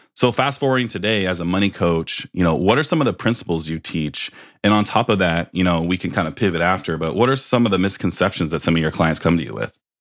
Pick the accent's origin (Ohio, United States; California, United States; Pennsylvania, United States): California, United States; Bay Area; I grew up in the Bay Area